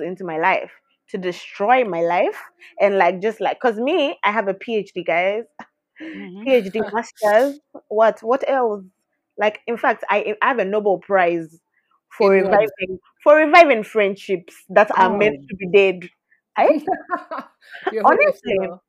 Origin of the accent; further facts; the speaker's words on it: Ghana; we're from Ghana